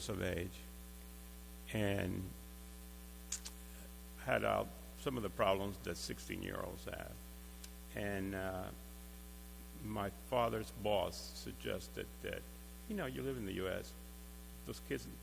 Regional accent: Cuba; moved away; I was born in Cuba, and as a child, I attended Catholic schools

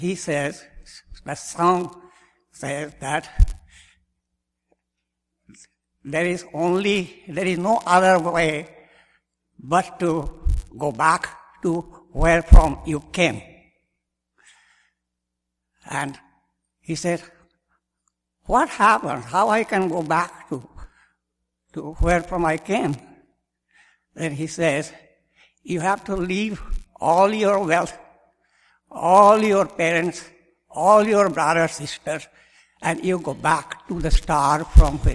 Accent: India; moved away as an adult; now in Shreveport, United States; I was born and raised in India in a Hindu Brahmin family

